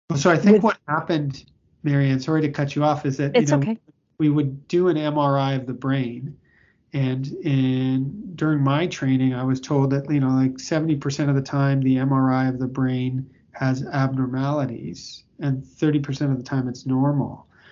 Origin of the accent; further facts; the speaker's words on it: Toronto, Ontario, Canada; moved away as an adult; also born or lived in Victoria, Canada / Australia; now in Boston, United States; I I grew up in in Toronto, Canada, and I you know went to school on the west coast of Canada in Victoria